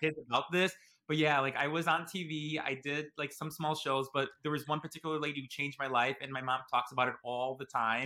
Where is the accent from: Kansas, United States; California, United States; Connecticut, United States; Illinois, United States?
Illinois, United States; Chicago; I was born and raised in Chicago, Illinois, but my parents are from Italy